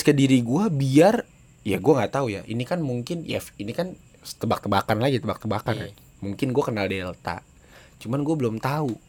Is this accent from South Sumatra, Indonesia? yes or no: no; Jakarta, Indonesia; nggak tahu sih mungkin ya karena memang dari dulu kita orang Betawi kan yeah. demennya nyocol bumbu kacang gitu